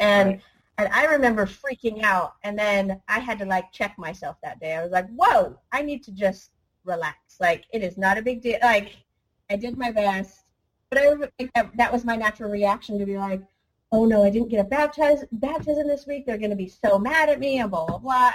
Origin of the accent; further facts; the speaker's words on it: United States; I'm American